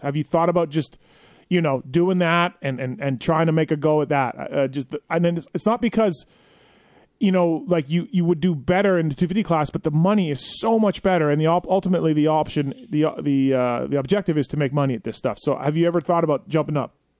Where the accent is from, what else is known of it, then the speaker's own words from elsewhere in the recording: Canada; now in United States; I'm Canadian